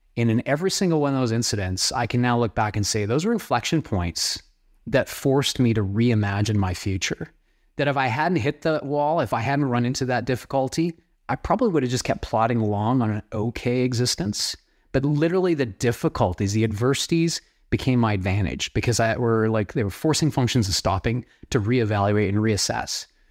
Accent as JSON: {"language": "English", "country": "Canada", "tie": "born or raised there", "said": "where I was born and raised in Canada um, is known for agriculture and oil."}